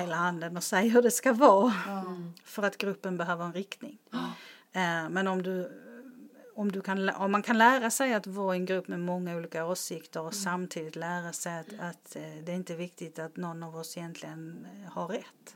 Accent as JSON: {"language": "Swedish", "town": "Malmö", "region": "Skåne", "country": "Sweden", "said": "jag är ju från Rosengård i Malmö"}